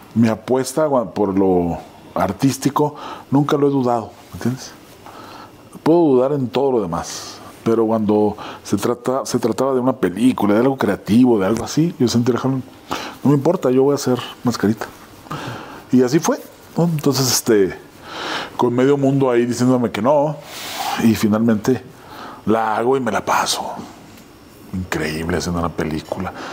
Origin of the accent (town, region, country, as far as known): Ciudad Juárez, Chihuahua, Mexico; moved away as an adult; now in Mexico City, Mexico